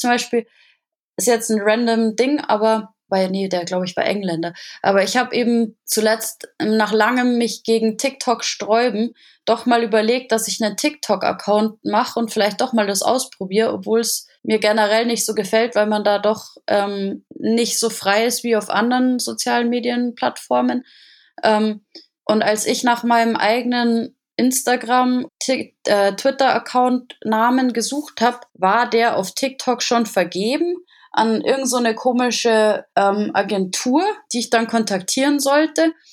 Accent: Germany; bei uns in Deutschland

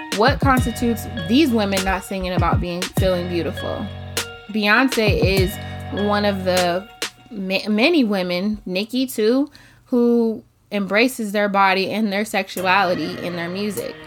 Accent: United States; we are from America. We live in America

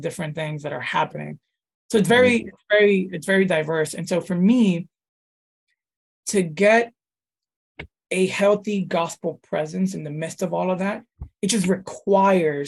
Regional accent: New York City, New York, United States; also born or lived in Dominican Republic; the majority of that have been here in New York City and grew up here in New York City ever since

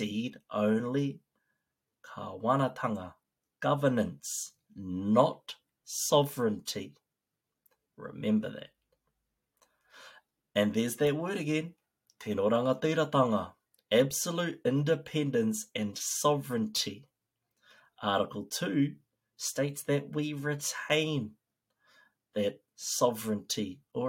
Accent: New Zealand; we as a people of Aotearoa

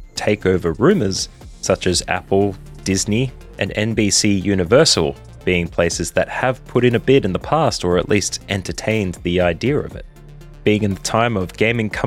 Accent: Australia; As an Australian

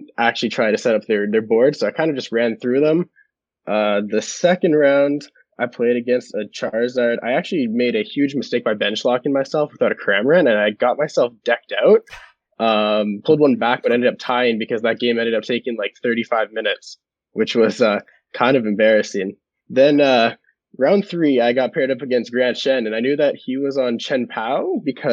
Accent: Calgary, Alberta, Canada; moved away as an adult; now in Toronto, Canada; I'm originally from Calgary, Alberta, grew up, and I moved to Toronto for university

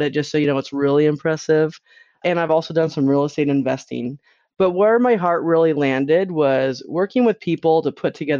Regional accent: Utah, United States; I grew up in Utah

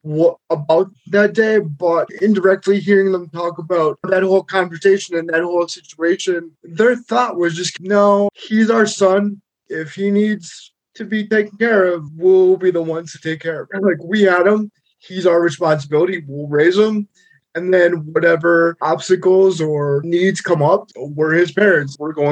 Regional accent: Peckville, Pennsylvania, United States; I grew up in Peckville, Pennsylvania. It's about 15 minutes outside of Scranton

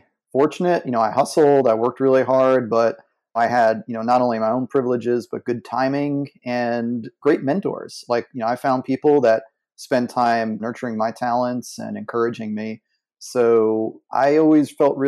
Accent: New York City, New York, United States; I grew up in New York City

